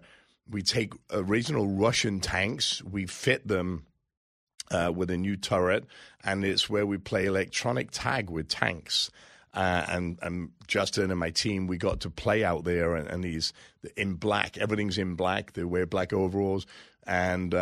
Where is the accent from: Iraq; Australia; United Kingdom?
United Kingdom; England; now in United States; I come from England. I became a citizen 12, 14 years ago.